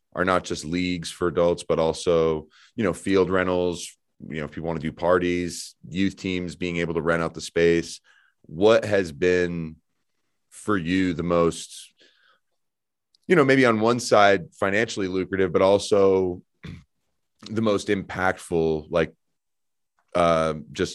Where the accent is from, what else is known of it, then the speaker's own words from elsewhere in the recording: Evergreen, Colorado, United States; having grown up here, I grew up in Evergreen